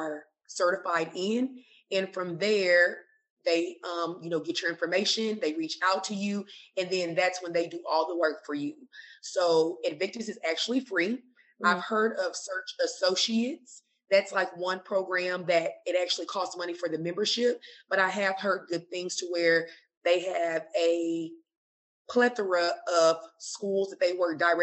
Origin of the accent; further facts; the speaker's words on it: United States; moved away as an adult; also born or lived in Kuwait; now in Abu Dhabi, United Arab Emirates; I'm from America